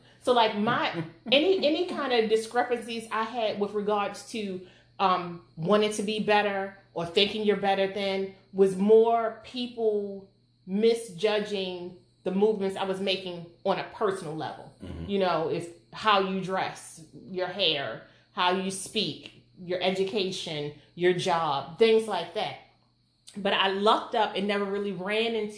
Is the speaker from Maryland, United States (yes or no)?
yes; Baltimore, Maryland, United States; we lived in West Baltimore.